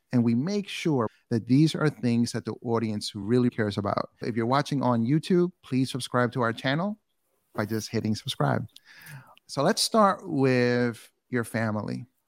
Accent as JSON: {"language": "English", "town": "New York City", "region": "New York", "country": "United States", "tie": "born or raised there", "also_born_or_lived": "Bronx", "said": "I grew up in Queens"}